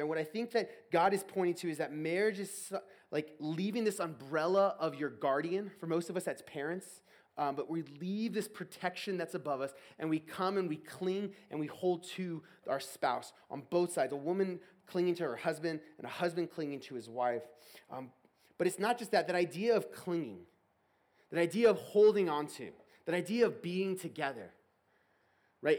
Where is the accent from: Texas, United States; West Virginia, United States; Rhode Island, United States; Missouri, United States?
Texas, United States; moved away; I'm from Texas originally